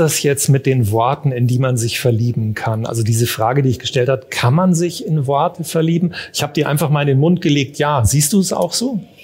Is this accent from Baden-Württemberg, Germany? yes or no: no; Munich, Bavaria, Germany; Wir sind beide aus München